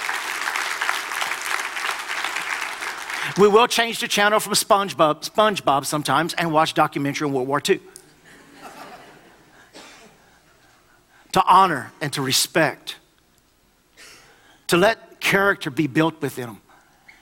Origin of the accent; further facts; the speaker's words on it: United States; I am obligated as an American